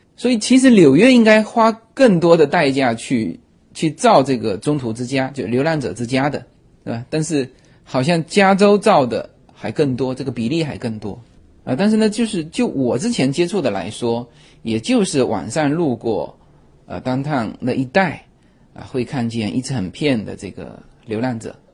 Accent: China; also born or lived in Los Angeles area, United States; now in United States; 我们中国人

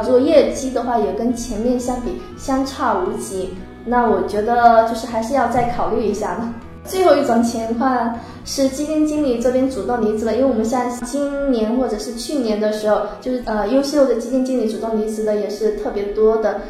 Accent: Wenzhou, Zhejiang, China; 我本身是温州人，这个普通话就是不太标准

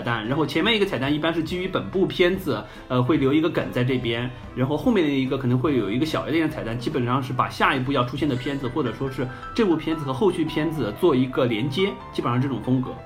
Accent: China; 因为我们中国人一直说

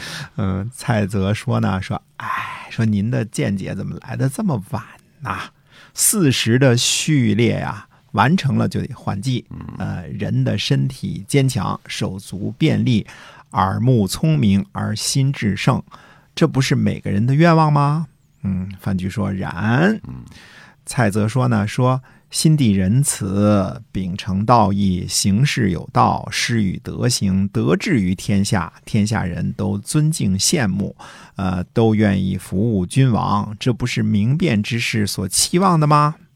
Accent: Hunan, China; 你湖南的，我也湖南的，对吧？

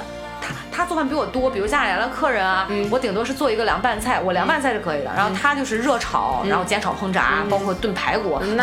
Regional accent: Shandong, China; 我山东人

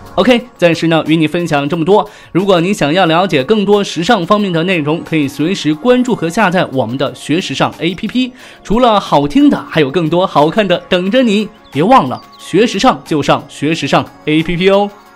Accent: China; 这住房啊，跟咱们内地这边一样一样的呀，都难呐

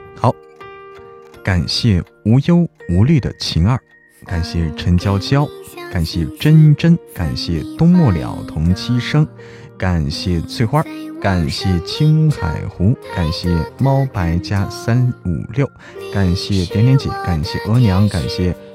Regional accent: Hebei, China; now in Chengdu, China; 我是在成都的河北人

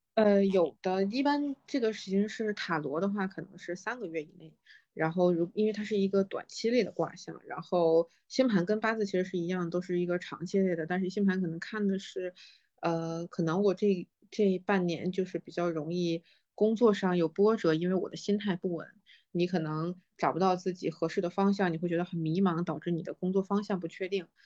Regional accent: China; 作为中国人来说

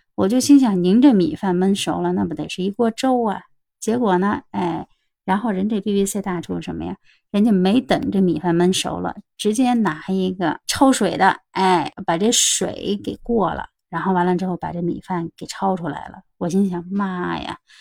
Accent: China; 我们中国人

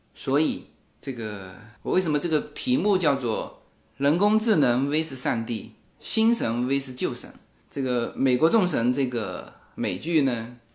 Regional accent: Fuzhou, Fujian, China; 我们福州话，福州话是古汉语啊

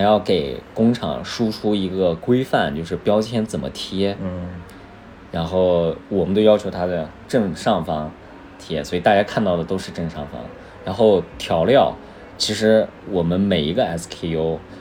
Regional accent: Xinjiang, China; now in Beijing, China; 因为我在北京，我是新疆人

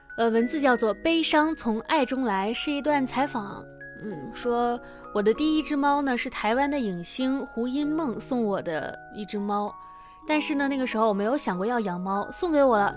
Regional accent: Harbin, Heilongjiang, China; moved away; 明天我将要出发到哈尔滨，去我的亲戚朋友们家，呃，去转一转，带，也是带我老公回我们，我的老家去看一看

